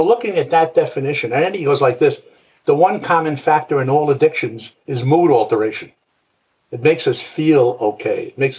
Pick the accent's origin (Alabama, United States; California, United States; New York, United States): New York, United States; New York City; I came from Brooklyn, New York.